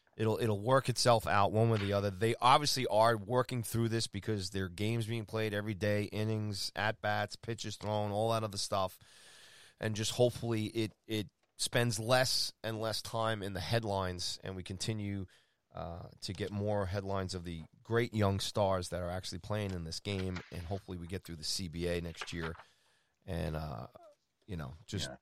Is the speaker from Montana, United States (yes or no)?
no; New York City, New York, United States; I was born in Jamaica, Queens.